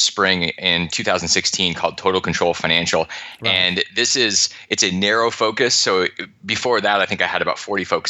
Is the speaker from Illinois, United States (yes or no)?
no; Alaska, United States; I grew up in Alaska